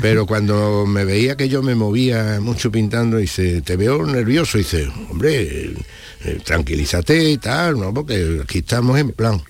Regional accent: Badajoz, Extremadura, Spain; moved away as an adult; now in Seville, Spain; Yo nací en Badajoz, es cierto, pero allí eh, me aireé solo porque con 5 y 8 años murieron mi padre y mi madre

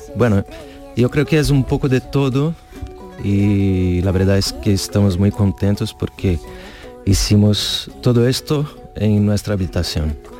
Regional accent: Brazil; soy de Brasil

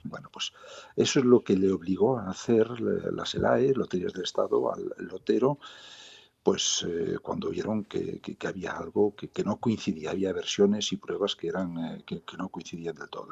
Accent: south of Lugo, Ribeira Sacra, Galicia, Spain; soy gallego, que no he nacido en Coruña, pero con una gran vinculación por esa ciudad maravillosa, soy del sur de Lugo, de la Riviera Sacra

